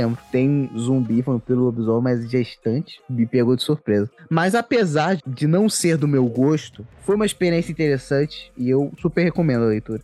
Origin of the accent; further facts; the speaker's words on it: Brazil; nós que somos brasileiros